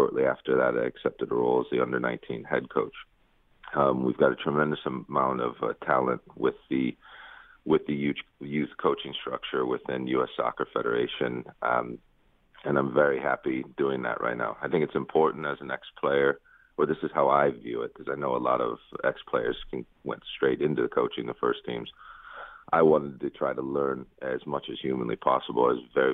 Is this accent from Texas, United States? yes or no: no; Bay Village, Ohio, United States; also born or lived in Lakewood, Ohio; I grew up in Bay Village